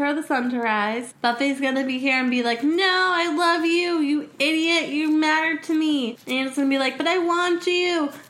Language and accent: English; New England, United States; I grew up in New England